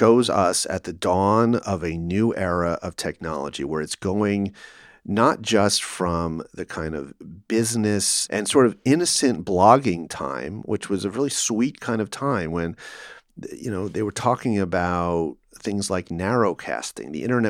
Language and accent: English; Calabasas, California, United States; So Calabasas was a privileged place. I drove a 73 Buick LeSabre, you know, a big boat that cost $300, and parked in the dirt side of the parking lot.